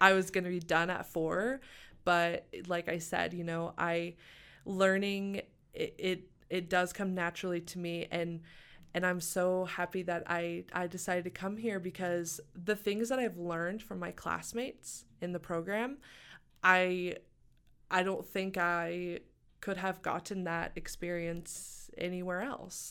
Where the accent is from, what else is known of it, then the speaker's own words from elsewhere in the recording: Springdale, Arkansas, United States; moved away as an adult; also born or lived in Tahlequah, Oklahoma; now in Missoula, United States; I was born and raised in Springdale, Arkansas